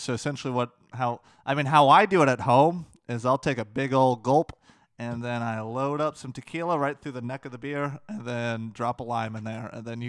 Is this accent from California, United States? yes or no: no; South Florida, United States; moved away as an adult; also born or lived in Atlanta; I'm white trash, Matthew. I grew up in South Florida, and I'm not going to hide it here.